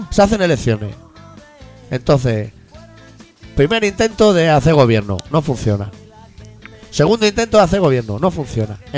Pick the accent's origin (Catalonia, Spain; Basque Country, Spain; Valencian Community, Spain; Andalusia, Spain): Catalonia, Spain; Yo soy catalán.